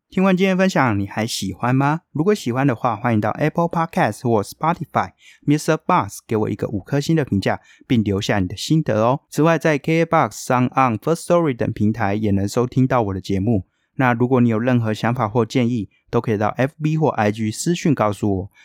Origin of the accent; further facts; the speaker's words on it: Taoyuan, Taiwan; 毕竟我桃园人